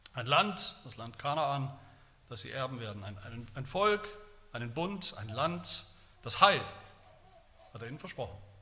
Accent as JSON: {"language": "German", "town": "Haueneberstein", "region": "Baden-Württemberg", "country": "Germany", "tie": "born or raised there", "said": "In dem Dorf, wo ich aufgewachsen bin, Hauneberstein, Eberste, wie wir sagen"}